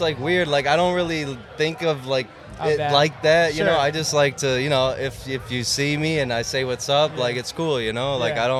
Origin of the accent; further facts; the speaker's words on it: Schaumburg, Illinois, United States; also born or lived in Harwood Heights; now in Chicago, United States; I was born in Harwood Heights, and I lived there for a little bit, and then I moved to Schaumburg. Went to high school there, and then I moved back downtown.